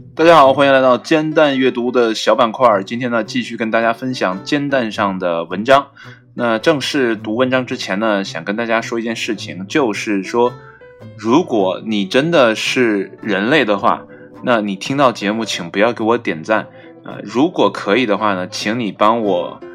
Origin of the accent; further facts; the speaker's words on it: China; 我们中国人